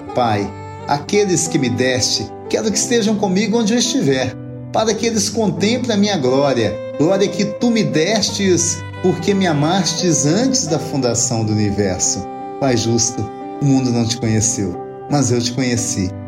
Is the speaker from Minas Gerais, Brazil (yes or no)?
yes; Minas Gerais, Brazil; nossa Minas Gerais